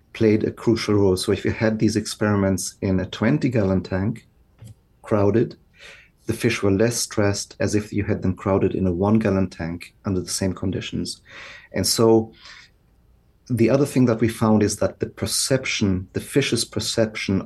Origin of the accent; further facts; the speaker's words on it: Alemannic region of Germany, Baden-Württemberg, Germany; moved away as an adult; also born or lived in Basel, Switzerland / Freiburg, Germany; now in Oregon, United States; I grew up in the Alemannic region of Germany, the very far southwest.